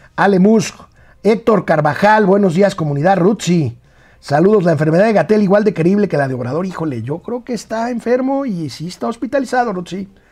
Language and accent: Spanish; Mexico